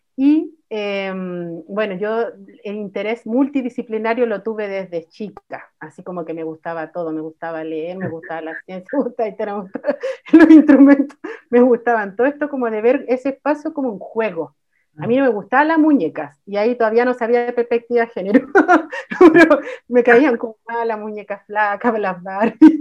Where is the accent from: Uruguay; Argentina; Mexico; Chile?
Chile; Santiago, Santiago Metropolitan Region; Yo soy mapuche, mujer mapuche tercera generación, nacida acá en Santiago